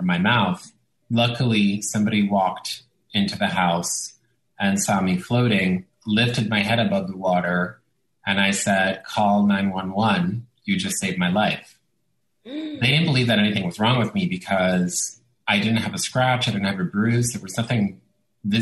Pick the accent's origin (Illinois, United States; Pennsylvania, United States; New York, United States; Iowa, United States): New York, United States; first language Italian; English is a second language; also born or lived in Italy; born in New York, but lived the first 7 years of my life in Italy, and then we moved back to New York after that. So Italian was my first language